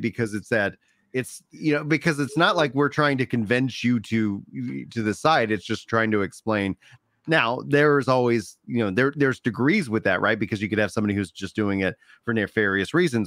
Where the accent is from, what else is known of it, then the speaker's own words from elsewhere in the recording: Texas, United States; As a Texan, my natural inclination is to speak Spanglish